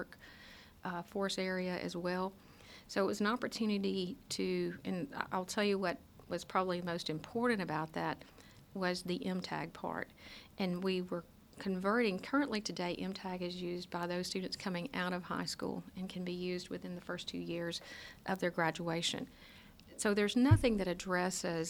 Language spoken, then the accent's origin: English; North Mississippi, United States; my hometown in North Mississippi